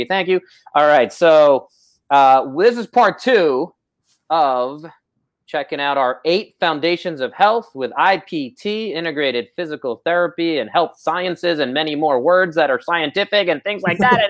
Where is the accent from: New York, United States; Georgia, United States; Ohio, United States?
New York, United States; New York City; moved away; I grew up in Brooklyn